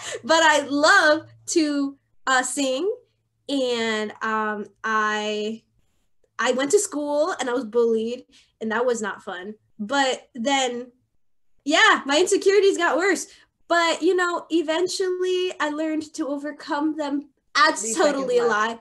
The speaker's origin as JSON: {"language": "English", "region": "Pennsylvania", "country": "United States", "tie": "born or raised there", "said": "I was born in Pennsylvania. And yeah, I grew up in this like area"}